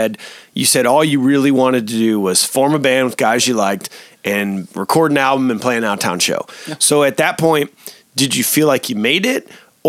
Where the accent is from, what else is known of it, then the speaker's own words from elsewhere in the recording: Iowa City, Iowa, United States; being from Iowa City